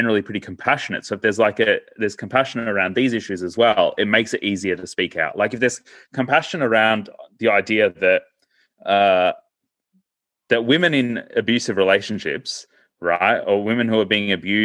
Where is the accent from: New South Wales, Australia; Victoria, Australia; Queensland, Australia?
Victoria, Australia; Melbourne; also born or lived in India; we moved from India to Australia when I was 18 months of age, and we sort of grew up in Melbourne